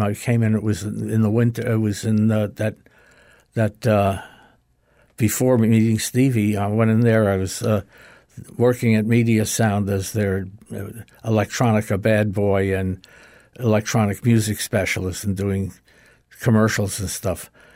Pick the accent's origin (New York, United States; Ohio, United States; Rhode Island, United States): New York, United States; Great Neck; I, uh, grew up in a little town called Great Neck, New York